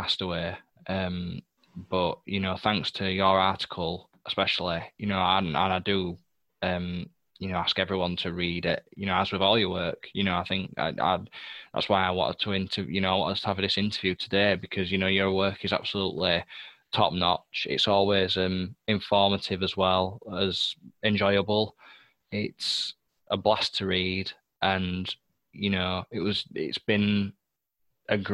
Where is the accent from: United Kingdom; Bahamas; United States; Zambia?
United Kingdom; England; British gentleman, English gentleman